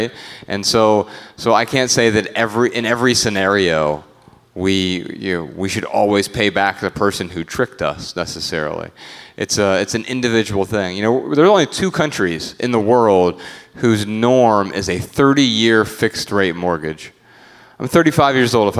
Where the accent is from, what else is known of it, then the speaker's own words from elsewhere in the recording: Dayton, Ohio, United States; it left a lot of blight in my hometown